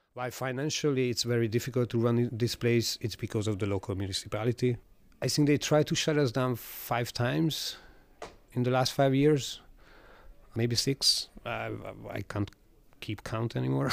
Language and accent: English; Budapest, Hungary; I am from Budapest. I was born here.